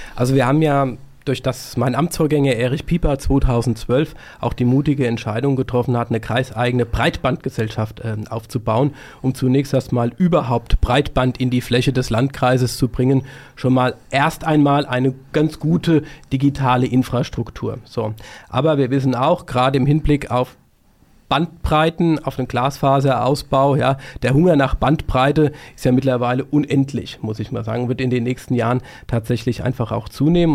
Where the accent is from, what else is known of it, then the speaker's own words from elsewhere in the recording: Gelnhausen, Hesse, Germany; Ich war früher sehr aktiv bei den Pfadfindern in meiner Heimatstadt Gelnhausen